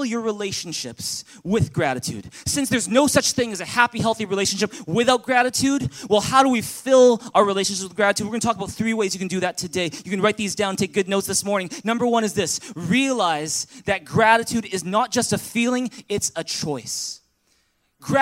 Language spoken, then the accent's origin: English; Vancouver, British Columbia, Canada; first language English; also born or lived in Taiwan; I was born here in Vancouver. I was born in Richmond General Hospital, just a couple blocks down the road. And, you know, I grew up speaking English.